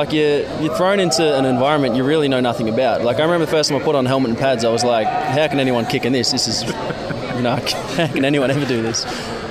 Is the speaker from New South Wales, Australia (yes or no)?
no; Merbein, Victoria, Australia; So I'm actually from Merbein.